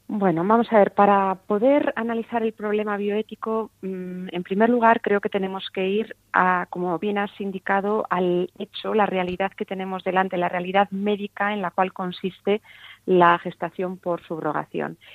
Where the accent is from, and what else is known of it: Spain